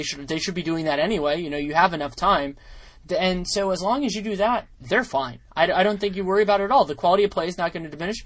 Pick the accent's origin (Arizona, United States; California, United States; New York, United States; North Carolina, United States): California, United States; as a Californian